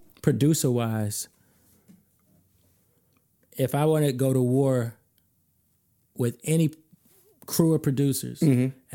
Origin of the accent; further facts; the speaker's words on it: Chicago, Illinois, United States; You know I'm from Chicago.